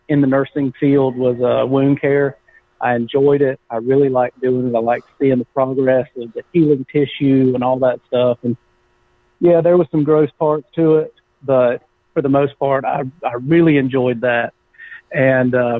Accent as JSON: {"language": "English", "town": "Winter Garden", "region": "Florida", "country": "United States", "tie": "born or raised there", "also_born_or_lived": "Clermont, Florida / South Georgia", "moved": "as an adult", "said": "I grew up in Central Florida, in a small town called Winter Garden, just outside of Orlando. And then in high school, we moved to Claremont, Florida"}